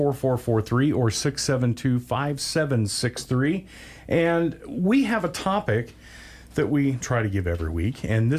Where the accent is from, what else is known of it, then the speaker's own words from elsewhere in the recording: Wyoming, United States; I've seen this growing up in Wyoming